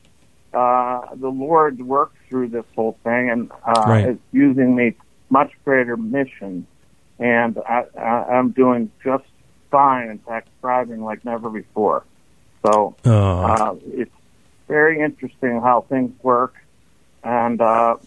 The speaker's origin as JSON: {"language": "English", "town": "Pittsburgh", "region": "Pennsylvania", "country": "United States", "also_born_or_lived": "New York", "moved": "as an adult", "said": "I am from the Pittsburgh area. I grew up in a large Catholic family"}